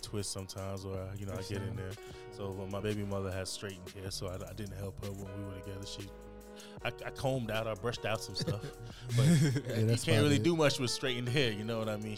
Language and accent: English; Jamaica; now in United States; I'm from Jamaica